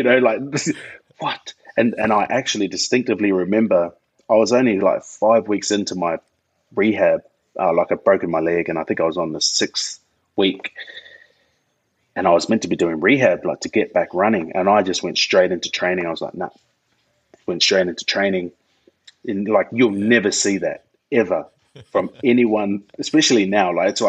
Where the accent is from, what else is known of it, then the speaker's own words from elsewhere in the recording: New Zealand; now in Australia; Being a Kiwi, I was like, yeah, bro, I know how to play rugby, of course.